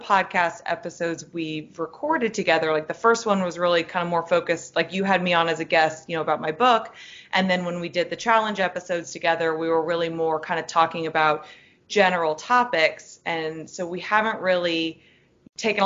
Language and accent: English; Jacksonville, United States; moved away as an adult; I was born and raised and currently live in Jacksonville, although I did leave for like 8 years